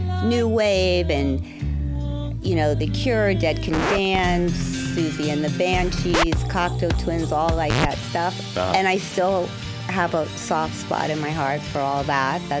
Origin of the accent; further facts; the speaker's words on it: Miami, Florida, United States; moved away as an adult; also born or lived in Brooklyn, New York; now in New York, United States; I'm from Miami, Florida, born in Brooklyn